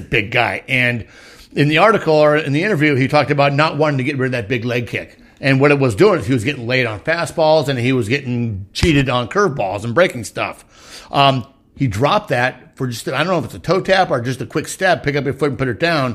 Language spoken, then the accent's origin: English; East County, San Diego, California, United States; I'm from East County